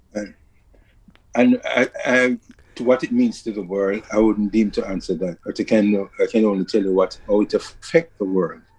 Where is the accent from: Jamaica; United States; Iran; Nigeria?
Jamaica; Kingston; scrambling around Kingston, Jamaica